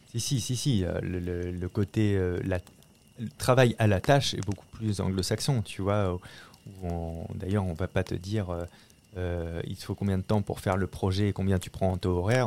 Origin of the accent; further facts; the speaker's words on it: La Rochelle, Nouvelle-Aquitaine, France; moved away as an adult; now in Paris, France; je viens de La Rochelle, au nord de La Rochelle, un petit village de 2000 habitants qui s'appelle Marcilly